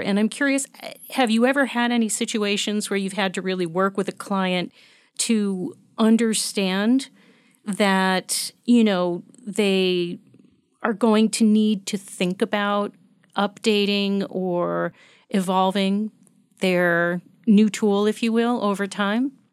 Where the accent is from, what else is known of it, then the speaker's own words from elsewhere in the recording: United States; as an American